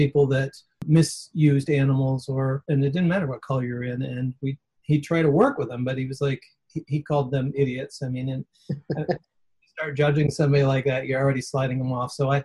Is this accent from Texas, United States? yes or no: no; outside Detroit, Michigan, United States; I grew up outside Detroit in the 68 riots. I was 11 years